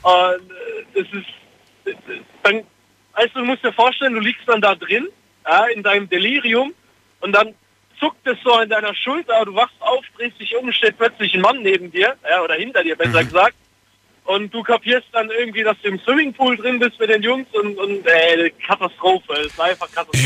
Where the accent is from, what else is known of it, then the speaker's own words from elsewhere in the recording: Heidelberg, Baden-Württemberg, Germany; ich komme ja aus Heidelberg